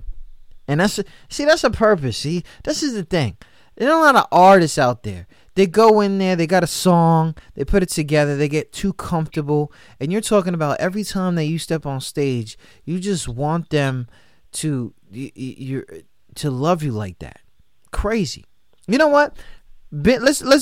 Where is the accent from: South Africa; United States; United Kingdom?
United States; New York; I'm from New York